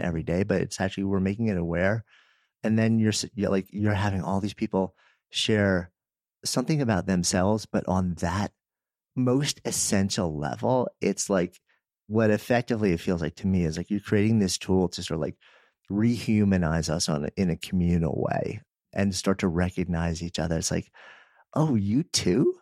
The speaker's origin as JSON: {"language": "English", "region": "Northeast", "country": "United States", "tie": "born or raised there", "moved": "yes", "lives_now": "Boulder, United States", "said": "I grew up in the Northeast"}